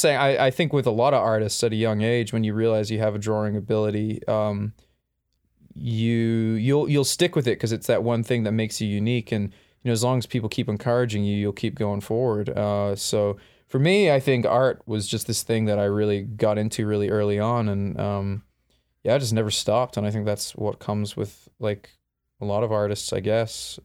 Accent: Perth, Western Australia, Australia; I was born in Addadale Hospital in Perth, Western Australia.

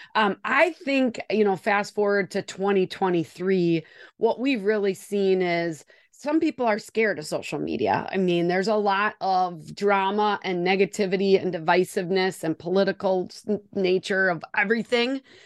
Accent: Wisconsin, United States; accent: Wisconsin; I am joining you from Wisconsin

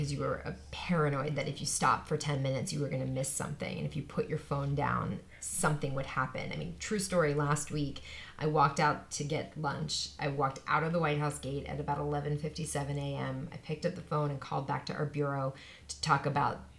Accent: Pennsylvania, United States; now in Washington, United States; my home state of Pennsylvania

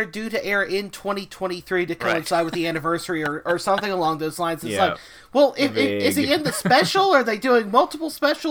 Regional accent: the South, United States; I am from the South

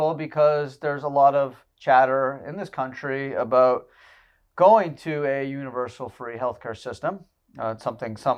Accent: Canada; moved away as an adult; now in United States; I was born in Canada and I spent first 22 years of my life there

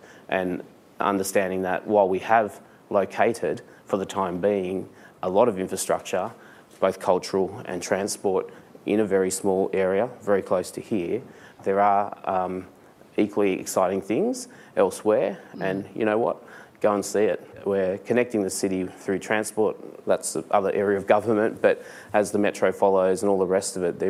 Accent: Liverpool, New South Wales, Australia; growing up in Liverpool, which was not home to an Indian community when I grew up there

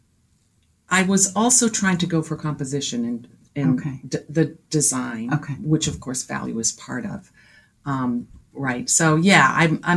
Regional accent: Barre, Vermont, United States; I grew up in Barrie, Vermont

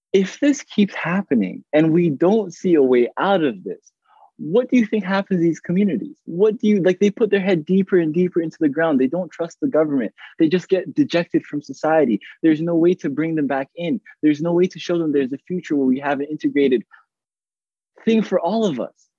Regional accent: Toronto, Ontario, Canada; I grew up in Rexdale.

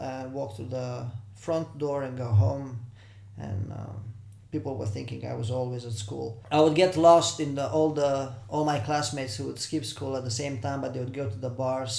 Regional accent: Baia Mare, Maramureș County, Romania; moved away as an adult; also born or lived in China / Hong Kong; Baia Mare, which is my hometown

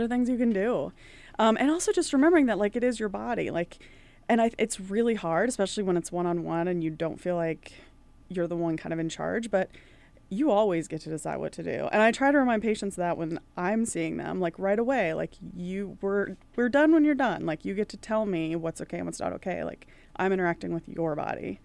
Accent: East Coast, United States; moved away as an adult; also born or lived in Ireland; now in Minneapolis, United States; I'm from the East Coast

